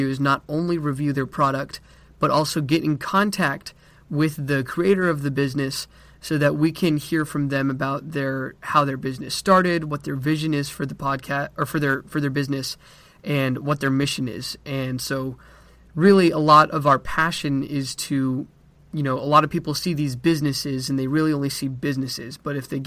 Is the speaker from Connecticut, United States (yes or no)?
no; Colorado Springs, Colorado, United States; moved away as an adult; now in Texas, United States; I am from Colorado Springs, Colorado, but I'm currently in Texas getting my bachelor's degree